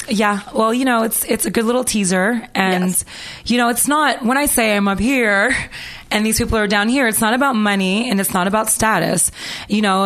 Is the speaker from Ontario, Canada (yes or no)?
yes; Toronto, Ontario, Canada; moved away; also born or lived in Los Angeles; I'm from Toronto, Canada, and I came here when I was very young.